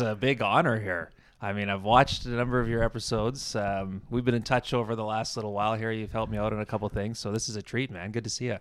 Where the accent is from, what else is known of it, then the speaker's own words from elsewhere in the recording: Campbell River, British Columbia, Canada; moved away as an adult; now in Toronto, Canada; I grew up in Campbell River, uh, town of about thirty